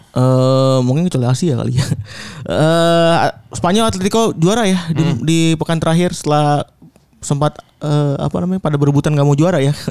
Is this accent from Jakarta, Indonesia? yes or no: yes; East Jakarta, Jakarta, Indonesia; dari daerah gua, gua dari Keramat Jati, Jakarta Timur